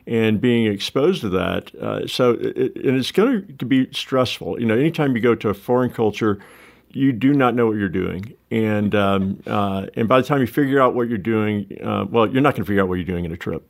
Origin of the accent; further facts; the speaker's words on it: the South, United States; I'm a Southerner, warm culture person